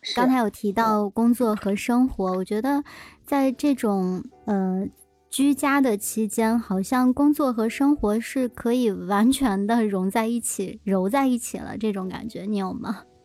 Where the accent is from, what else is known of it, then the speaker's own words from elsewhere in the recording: Shijiazhuang, Hebei, China; 我的城市，我的家乡就是很，嗯嗯。很出名的， 十家 庄